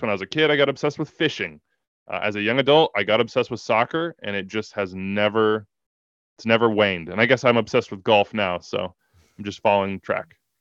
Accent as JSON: {"language": "English", "town": "Wichita", "region": "Kansas", "country": "United States", "also_born_or_lived": "New York", "moved": "yes", "lives_now": "Kansas City, United States", "said": "I'm from Wichita, Kansas, and I went to K U"}